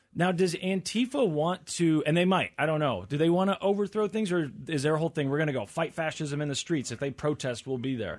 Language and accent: English; United States; as an American